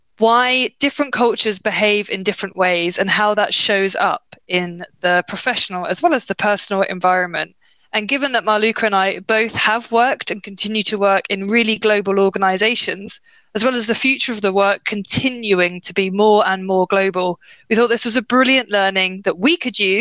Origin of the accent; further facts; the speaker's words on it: United Kingdom; as a British person, sorry, a UKer